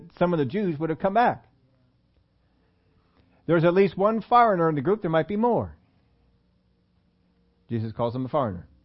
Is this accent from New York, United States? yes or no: no; Pennsylvania, United States; I'm from Pennsylvania